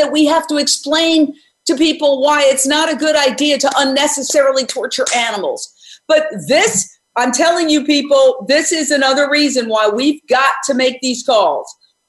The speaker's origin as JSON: {"language": "English", "region": "Delaware", "country": "United States", "said": "I told her I was from the East Coast, Delaware, and California starts all things good for animals"}